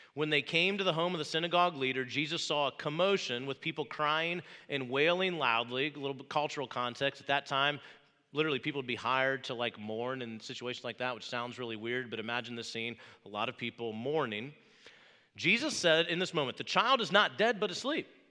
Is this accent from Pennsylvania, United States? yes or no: no; Wabash, Indiana, United States; moved away; I grew up in Wabash, Indiana, about three and a half hours from here, middle of a cornfield